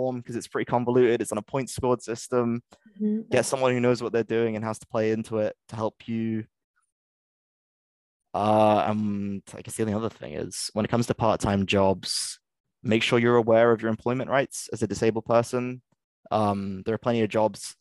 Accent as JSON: {"language": "English", "region": "England", "country": "United Kingdom", "moved": "as an adult", "lives_now": "Scotland, United Kingdom", "said": "I'm English"}